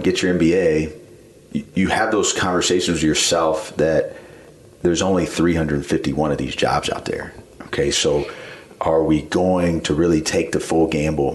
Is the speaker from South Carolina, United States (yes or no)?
yes; Columbia, South Carolina, United States; I grew up in Columbia